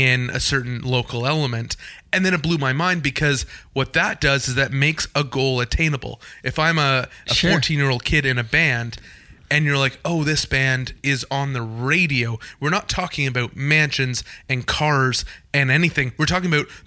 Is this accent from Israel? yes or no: no; Canada; I'm a very proud Canadian as well